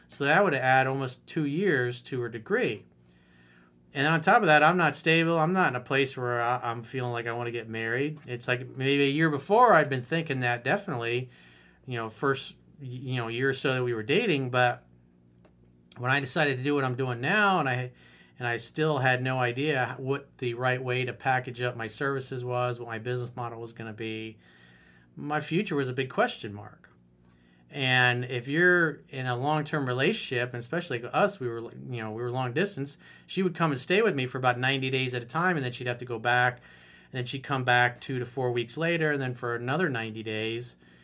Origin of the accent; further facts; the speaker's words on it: Florida, United States; so I moved back to my home state of Florida to pursue a career as a commercial pilot.